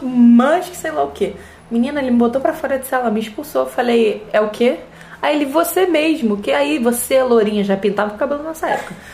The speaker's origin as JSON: {"language": "Portuguese", "region": "Rio de Janeiro", "country": "Brazil", "said": "tenho 29 anos, sou carioca e sou fisioterapeuta"}